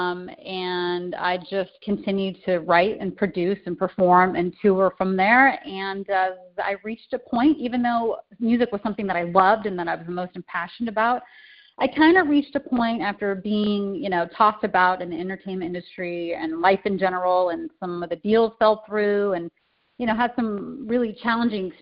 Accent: California, United States; now in Chicago, United States; I'm originally from California, although I reside in Chicago now

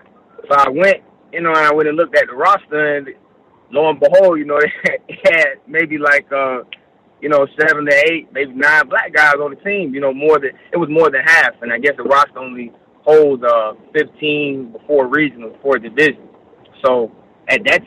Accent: Cooper City, Florida, United States; originally from Broward County area

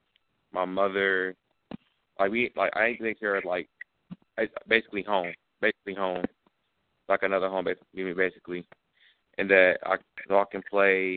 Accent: Michigan, United States; moved away; they're my hometown

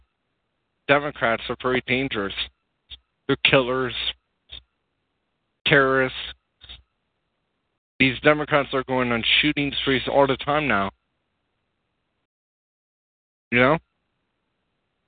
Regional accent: California, United States; accent: California; I have a California accent, and my accent is kind of lame

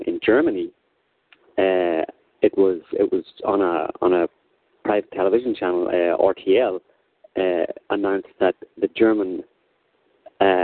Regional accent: Northern Ireland, United Kingdom; I'm from Northern Ireland

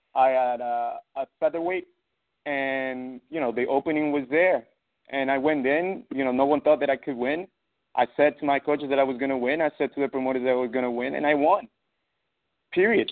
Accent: Ecuador; now in New York, United States; I had some altercations back in my country. I'm from Ecuador.

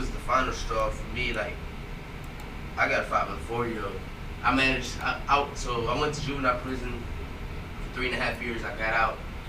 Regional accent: Houston, Texas, United States; I'm from Houston, from Southeast Houston

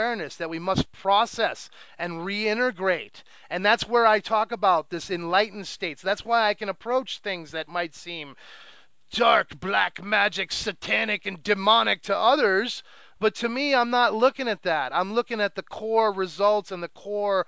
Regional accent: United States; growing up in America

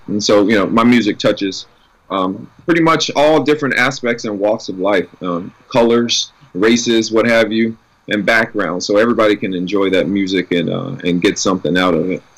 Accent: New Orleans, Louisiana, United States; growing up in New Orleans and in that environment, uh, we were all expected to sing and perform

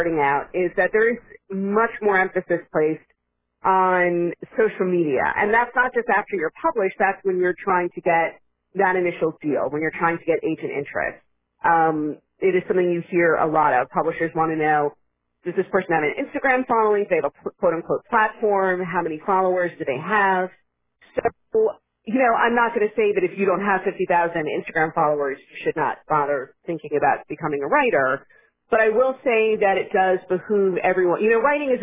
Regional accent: Florida, United States; moved away as an adult; now in New York, United States; I did grow up in Florida, but I've been living up here

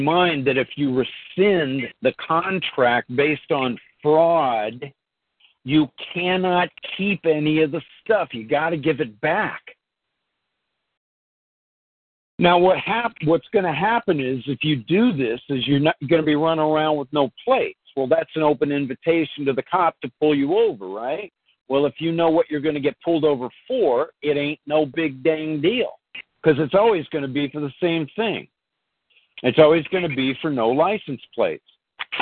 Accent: Bay Area, California, United States; I lived in grew up in the Bay Area. I moved to Southern California, then I moved back to the Bay Area

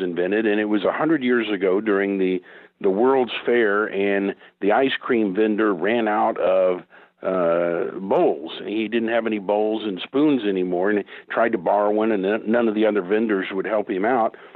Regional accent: Oklahoma, United States; here in my home state of Oklahoma

